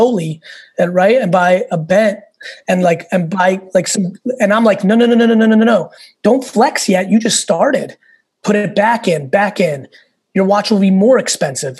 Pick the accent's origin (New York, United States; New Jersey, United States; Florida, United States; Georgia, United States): New York, United States; also born or lived in Russia / Soviet Union; I came to this country with nothing. I was born in Russia, lived in a studio in Queens with like 8 family members